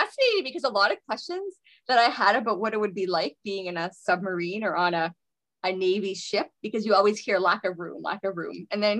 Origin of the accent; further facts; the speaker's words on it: Sydney, Nova Scotia, Canada; also born or lived in Halifax; now in Alberta, Canada; And then I grew up in Sydney. Dad's still in Sydney.